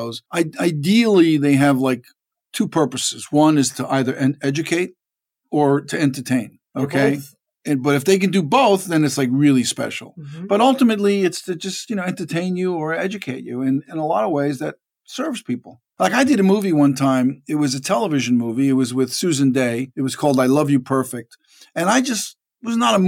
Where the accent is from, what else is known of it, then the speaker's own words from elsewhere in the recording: New York City, New York, United States; also born or lived in Harlem, New York; I was born in Manhattan in a hospital on Madison Avenue and 85th Street